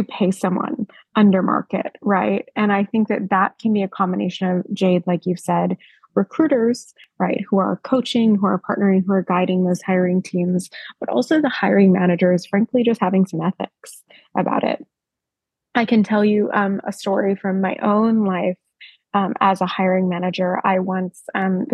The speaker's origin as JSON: {"language": "English", "country": "United States", "moved": "yes", "lives_now": "Australia", "said": "as an American"}